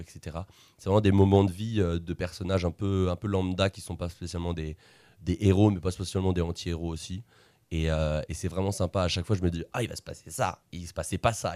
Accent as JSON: {"language": "French", "town": "Le Mans", "region": "Pays de la Loire", "country": "France", "said": "je viens du Mans"}